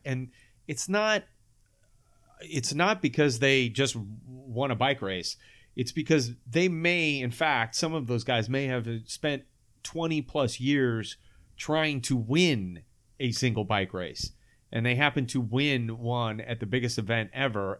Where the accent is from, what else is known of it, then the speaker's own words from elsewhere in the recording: Sacramento, California, United States; I grew up here in Sacramento